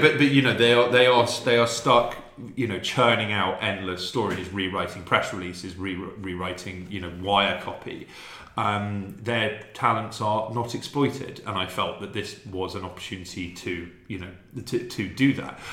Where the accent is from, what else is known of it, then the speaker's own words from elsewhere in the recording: London, United Kingdom; moved away as an adult; now in Serbia; I was born in London. I lived there for thirty years